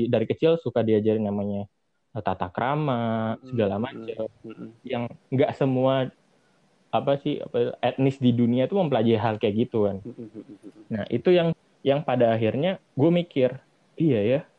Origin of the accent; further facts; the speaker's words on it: East Java, Indonesia; maksud dari awal nih kayak kayak gue nih misalkan gue uh, sebagai orang Jawa Timur